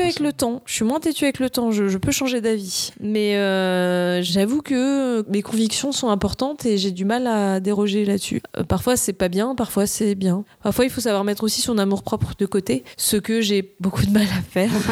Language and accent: French; Nice, Provence-Alpes-Côte d'Azur, France; now in Paris, France; là, je vis à Paris. Je viens de Nice à la base.